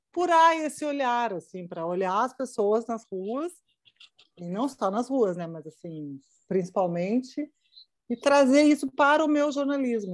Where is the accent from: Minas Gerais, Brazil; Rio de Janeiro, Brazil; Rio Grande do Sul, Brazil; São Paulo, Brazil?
Rio Grande do Sul, Brazil; accent: gaúcho; moved away as an adult; also born or lived in Curitiba; eu tinha já saído do Rio Grande do Sul e ido morar em, em, em Curitiba. E cheguei em Curitiba, o que eu queria fazer era televisão. E televisão ah, na época, uh, eles achavam que o meu sotaque gaúcho era uhum. muito pesado, muito forte